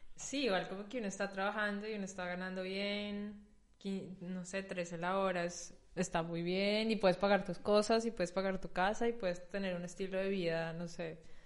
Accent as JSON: {"language": "Spanish", "country": "Colombia", "also_born_or_lived": "Germany", "moved": "as an adult", "lives_now": "Berlin, Germany", "said": "he sido en Colombia"}